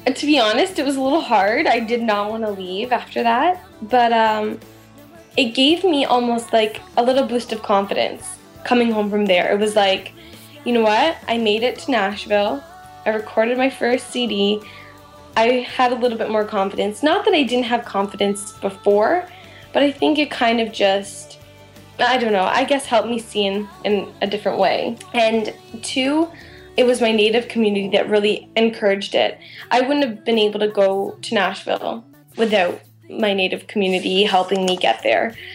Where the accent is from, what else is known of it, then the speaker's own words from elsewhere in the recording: London, Ontario, Canada; I'm from London, Ontario